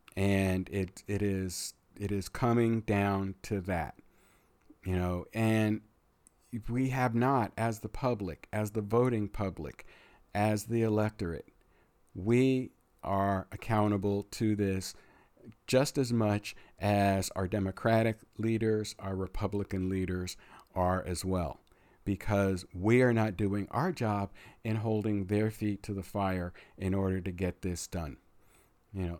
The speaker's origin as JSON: {"language": "English", "country": "United States"}